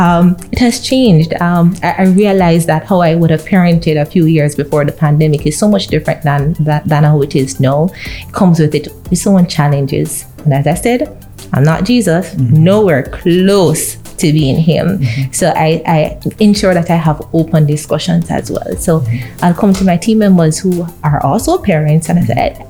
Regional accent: Kingston, Jamaica; No, I'm not from St. Anne. I am Kingston bred, born and bred.

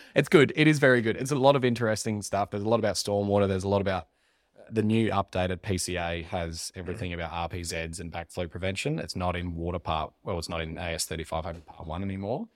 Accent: Mount Gambier, South Australia, Australia; moved away as an adult; now in Adelaide, Australia; I grew up in Mount Gambier

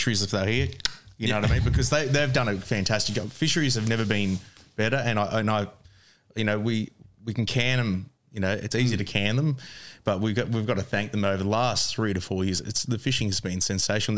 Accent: Bacchus Marsh, Victoria, Australia; I'm from Bacchus Marsh as well, so it's close by.

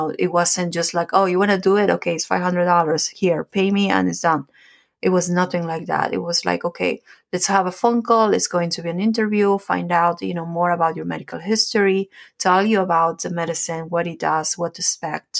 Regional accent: Peru; moved away; I'm from Peru, so ayahuasca is something that we know about, that we do it

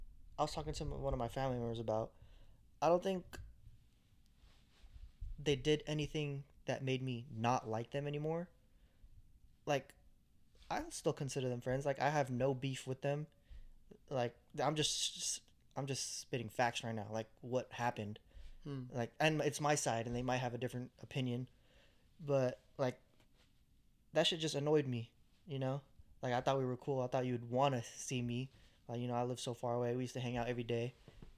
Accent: Hayward, California, United States; the Bay Area. Hayward, California, East Bay.

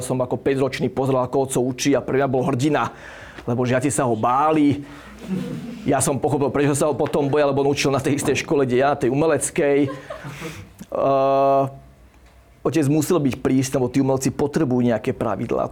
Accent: Bratislava, Bratislava Region, Slovakia; moved away as an adult; now in Zaježová, Slovakia; Ja som rodený Bratislavčan

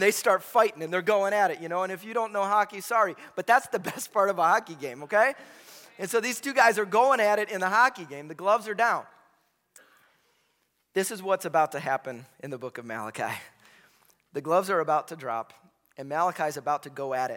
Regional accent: Chicago, Illinois, United States; I grew up in Chicago in the 90s.

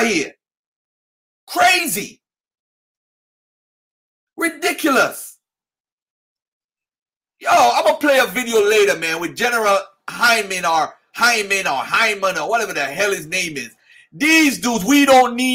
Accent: Jamaica; I'm a Jamaican

